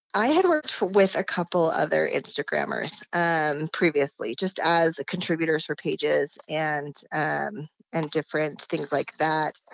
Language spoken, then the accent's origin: English; Salt Lake City, Utah, United States; born and raised, have never left.